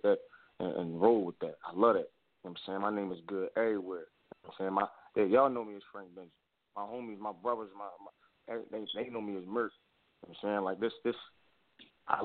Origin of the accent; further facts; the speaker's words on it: Philadelphia, Pennsylvania, United States; moved away as an adult; now in Maryland, United States; I'm from Philly. North Philly all day.